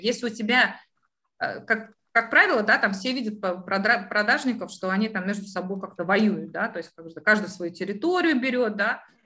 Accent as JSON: {"language": "Russian", "country": "Latvia", "tie": "born or raised there", "moved": "yes", "lives_now": "United Kingdom", "said": "я же вы, выросла в Европе"}